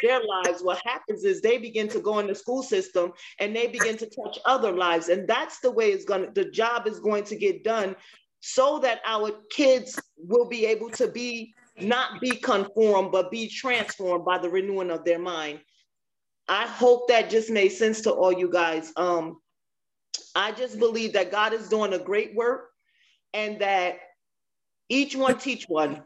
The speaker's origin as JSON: {"language": "English", "region": "New Jersey", "country": "United States", "also_born_or_lived": "Maryland", "moved": "yes", "lives_now": "Virginia, United States", "said": "I'm originally from New Jersey, but I lived in Maryland and I'm now in Virginia"}